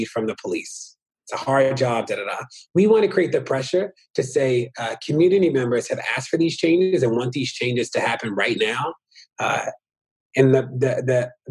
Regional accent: Baltimore, Maryland, United States; also born or lived in Minneapolis / New York; I'm from Baltimore and still am a resident of Baltimore

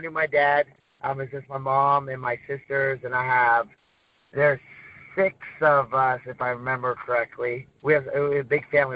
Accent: Arcata, California, United States; I'm born and raised, lived here my whole life

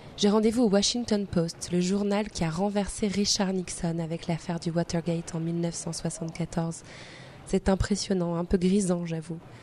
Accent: France; Je suis française

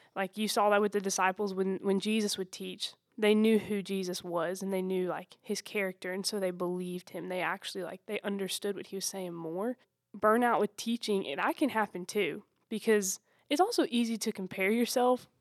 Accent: Anderson, South Carolina, United States; I'm from Anderson, South Carolina.

